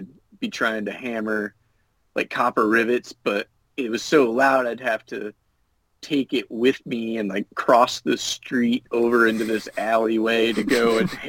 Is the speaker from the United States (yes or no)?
yes; Illinois, United States; also born or lived in Virginia / Utah / New Hampshire; I've lived in Virginia, Utah. I'm from Illinois. Lived in New Hampshire for a while.